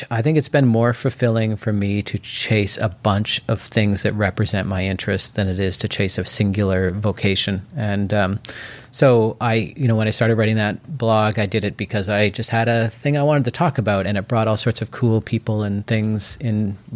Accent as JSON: {"language": "English", "town": "Port Moody", "region": "British Columbia", "country": "Canada", "tie": "born or raised there", "also_born_or_lived": "Mexico", "said": "No, I grew up in Port Moody. I did live briefly in um, in North Van, but the first place I moved into in Yaletown was actually in 1999."}